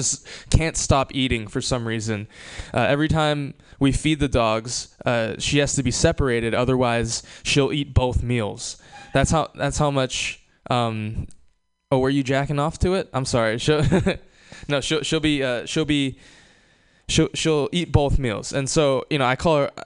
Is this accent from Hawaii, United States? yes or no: yes; Hawaii, United States; moved away; I was born and raised in Hawaii